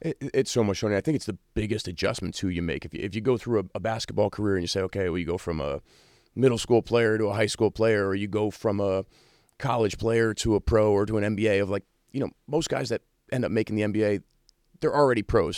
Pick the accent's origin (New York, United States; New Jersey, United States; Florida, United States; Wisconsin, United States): New York, United States; moved away as an adult; now in South Bend, United States; me growing up in New York